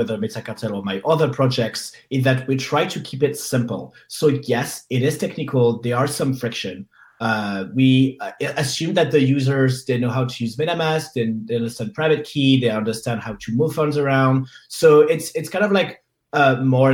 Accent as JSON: {"language": "English", "town": "Paris", "region": "Île-de-France", "country": "France", "said": "I am from Paris"}